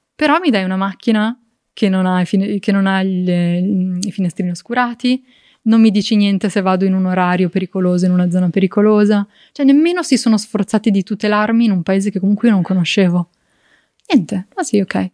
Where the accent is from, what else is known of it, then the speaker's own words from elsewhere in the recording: province of Varese, near Lake Maggiore, Lombardy, Italy; sono cresciuta in un contesto molto bucolico